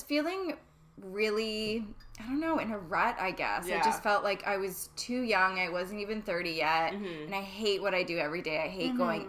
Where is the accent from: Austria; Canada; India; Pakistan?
Canada; Ontario; moved away as an adult; now in Vancouver, Canada; I'm originally from Ontario. I moved here about 5 years ago now